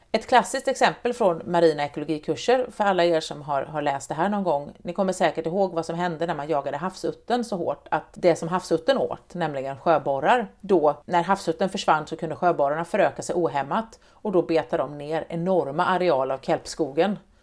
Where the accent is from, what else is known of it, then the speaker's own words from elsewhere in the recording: Sweden; Jag är uppväxt i Vättern